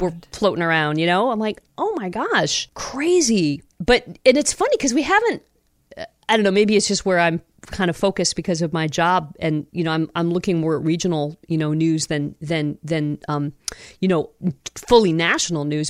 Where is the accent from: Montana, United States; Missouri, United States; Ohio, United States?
Ohio, United States; Toledo; my home that I grew up in in Toledo